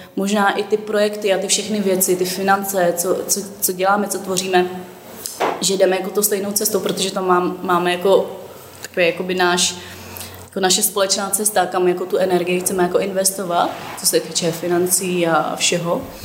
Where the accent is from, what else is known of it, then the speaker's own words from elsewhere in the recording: Turnov, Liberec Region, Czechia; now in Prague, Czech Republic; já, já pocházím z Turnova, nebo mm-hmm. tam jsem vyrůstala